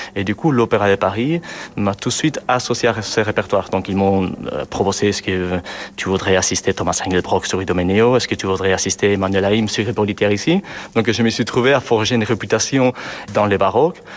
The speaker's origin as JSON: {"language": "French", "region": "Basque Country", "country": "Spain", "also_born_or_lived": "Toulouse", "moved": "yes", "said": "je viens du Pays Basque, c'est le Nord"}